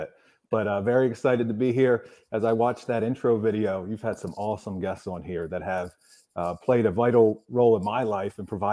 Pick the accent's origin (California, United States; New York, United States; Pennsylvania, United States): Pennsylvania, United States; Quarryville; I'm from Southern Lancaster County, Pennsylvania, Quarryville